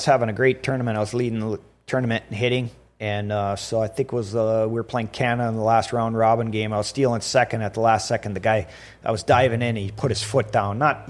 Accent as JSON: {"language": "English", "region": "North Dakota", "country": "United States", "said": "Who cares if we lose? But, hey, we're from North Dakota. We're going to give these guys a little run."}